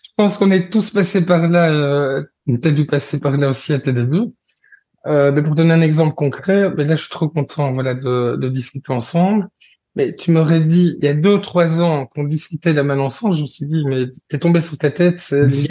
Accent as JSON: {"language": "French", "country": "Belgium", "said": "je suis belge"}